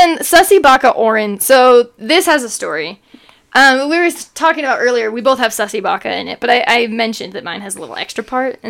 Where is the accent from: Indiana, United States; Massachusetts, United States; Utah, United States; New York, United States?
Utah, United States; Mapleton; we're from Utah, {S1} yeah. {S0} By the way. Mapleton's a city in Utah, and we've moved around.